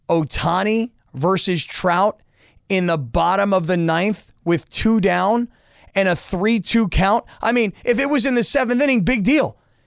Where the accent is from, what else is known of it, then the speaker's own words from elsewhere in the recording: United States; I'm American.